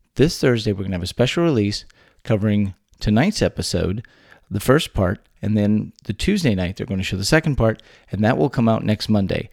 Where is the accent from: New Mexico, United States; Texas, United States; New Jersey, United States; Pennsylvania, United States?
Texas, United States; born or raised there